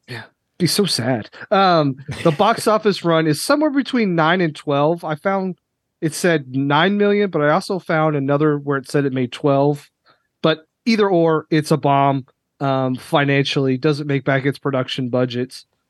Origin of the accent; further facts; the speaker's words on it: Lexington, Kentucky, United States; I grew up in Lexington, which is, you know, heart of horse country